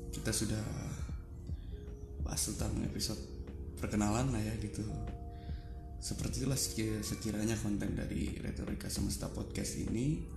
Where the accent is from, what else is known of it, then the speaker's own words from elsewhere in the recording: Garut, West Java, Indonesia; also born or lived in Padang; asli gue lahir di Padang sekitar 26 tahun yang lalu gue dibesarkan di keluarga asli Minangkabau dan memang gue lahir di Padang juga dengan budaya yang ada di Minangkabau gue lahir di Padang sampai tahun 1998 kalau nggak salah setelah itu gue pindah ke Garut